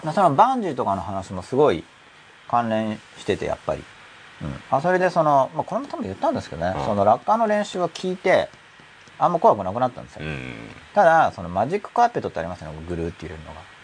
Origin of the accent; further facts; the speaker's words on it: Gunma, Japan; now in Tokyo, Japan; 僕群馬出身だから